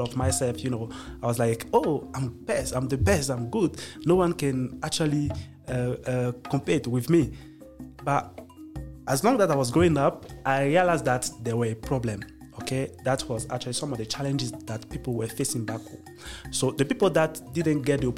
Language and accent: English; Côte d’Ivoire; moved away as an adult; now in Rwanda; I'm from Côte d'Ivoire. This is my home country.